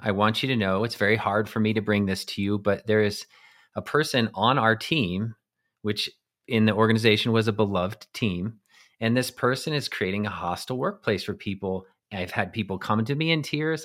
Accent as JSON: {"language": "English", "region": "eastern plains of Colorado", "country": "United States", "tie": "born or raised there", "said": "I grew up in Colorado on the eastern plains in a small town."}